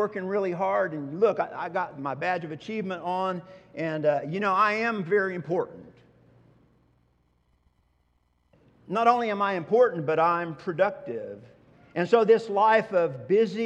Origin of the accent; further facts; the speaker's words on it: Oklahoma, United States; Growing up in Oklahoma